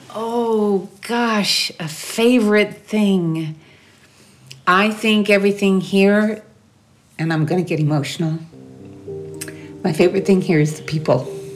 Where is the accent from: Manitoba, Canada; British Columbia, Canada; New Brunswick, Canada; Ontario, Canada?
New Brunswick, Canada; moved away as an adult; now in France; I'm from the east part of Canada, the sud-est de Quebec. I'm from New Brunswick, which is the only bilingual province in the country